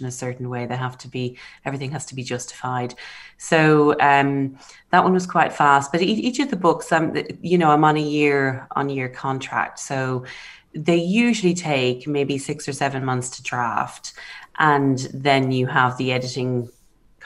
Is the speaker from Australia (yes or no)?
no; Ireland; now in Oxford, United Kingdom; being Irish